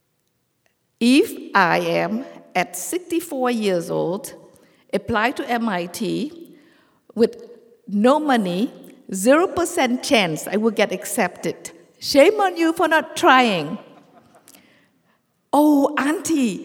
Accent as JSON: {"language": "English", "country": "Vietnam", "tie": "born or raised there", "moved": "yes", "lives_now": "United States", "said": "Growing up in Vietnam during the war and then became a Vietnamese refugee in this country"}